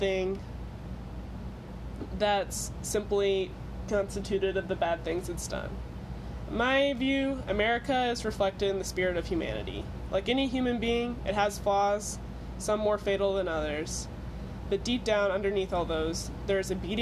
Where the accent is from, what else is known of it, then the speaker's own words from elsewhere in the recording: Missouri, United States; We're both 20-year-old girls from Missouri